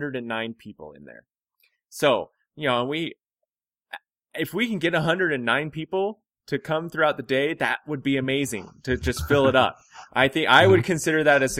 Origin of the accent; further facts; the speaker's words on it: Hobbs, New Mexico, United States; we're from Hobbs, New Mexico.